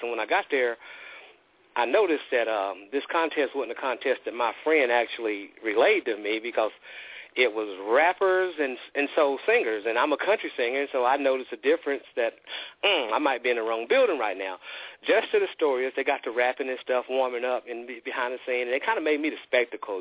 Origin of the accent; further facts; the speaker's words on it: the South, United States; I'm from the South